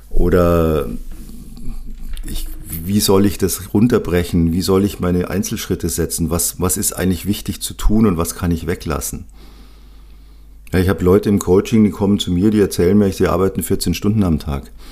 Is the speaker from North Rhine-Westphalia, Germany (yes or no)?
no; Munich, Bavaria, Germany; born there; sehr bayerisch, sehr rustikal, sehr, sehr gutes Essen als gebürtiger Münchner liebe ich die bayerische Küche.